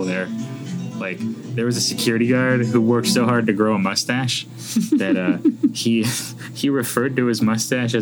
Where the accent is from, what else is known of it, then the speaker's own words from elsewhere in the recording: Flagstaff, Arizona, United States; also born or lived in McAllen, Texas; raised in Arizona